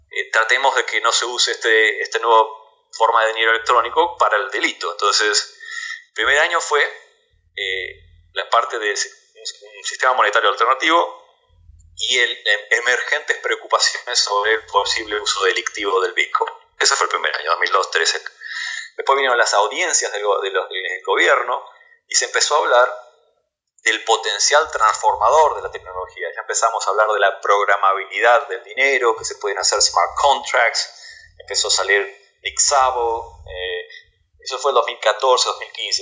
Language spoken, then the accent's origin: Spanish; Argentina; now in United States